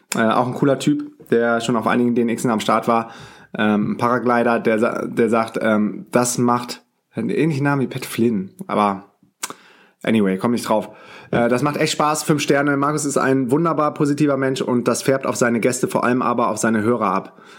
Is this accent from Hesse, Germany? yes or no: no; Düsseldorf, North Rhine-Westphalia, Germany; moved away; meine Mutter wohnt noch in Düsseldorf, mein Bruder auch, da wo ich herkomme. Ich bin auch gebürtiger Düsseldorfer